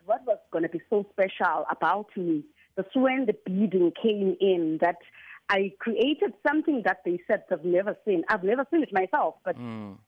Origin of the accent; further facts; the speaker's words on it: Qonce / Middle Drift, Eastern Cape, South Africa; I was born in Kabeja, grew mm. up in Kabeja. All my life was spent in Kabeja and Middle Drift